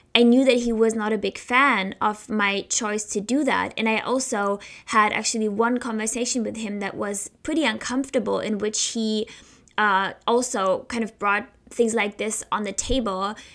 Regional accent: Heidelberg, Baden-Württemberg, Germany; moved away as an adult; now in Philadelphia, United States; in Germany, in my hometown, uh, Heidelberg

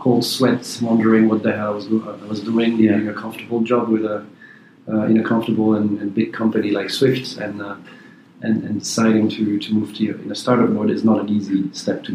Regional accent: Belgium; I'm a Belgian citizen

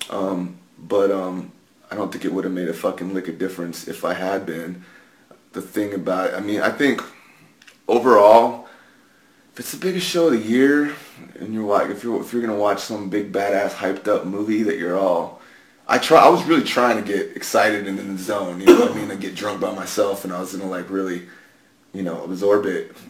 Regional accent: San Antonio, Texas, United States; I grew up in San Antonio

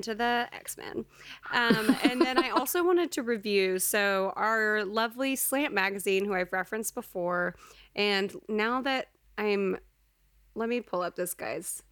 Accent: Texas, United States; growing up in Texas

